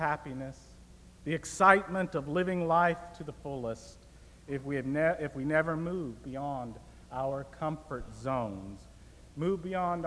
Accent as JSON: {"language": "English", "town": "Tampa", "region": "Florida", "country": "United States", "tie": "born or raised there", "also_born_or_lived": "California", "moved": "as an adult", "lives_now": "Goshen, United States", "said": "the city where I grew up in Tampa, Florida"}